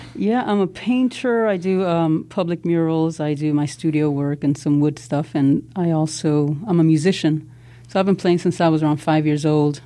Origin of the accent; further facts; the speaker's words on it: Chicago, Illinois, United States; growing up in Pilsen Little Village